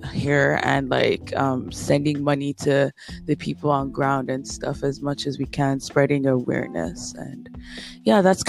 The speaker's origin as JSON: {"language": "English", "country": "Nigeria", "moved": "as an adult", "lives_now": "Canada", "said": "we are a Nigerian podcast, but then we're in the diaspora. So all three of us are in Canada and have been here for at least 7 years, some of us a bit more, but then we are Nigerians at the end of the day"}